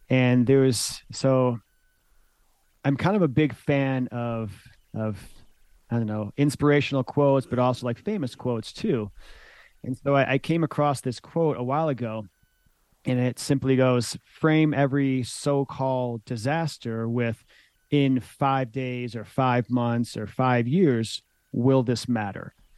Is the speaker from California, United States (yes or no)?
no; Michigan, United States; moved away as an adult; also born or lived in Boulder, Colorado; growing up in Michigan